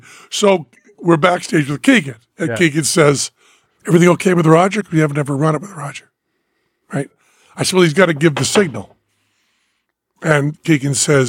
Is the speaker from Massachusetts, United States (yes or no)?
yes; Massachusetts, United States; moved away; I'm from Massachusetts